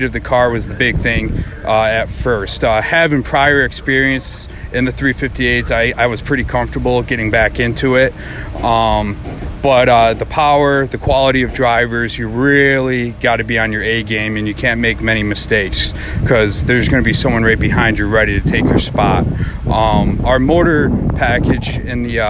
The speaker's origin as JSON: {"language": "English", "region": "New York", "country": "United States", "said": "I'm from Sequoia, New York."}